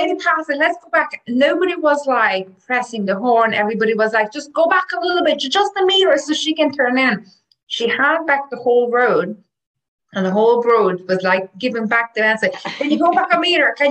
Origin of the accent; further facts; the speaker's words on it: Hungary; now in Ireland; I'm from Hungary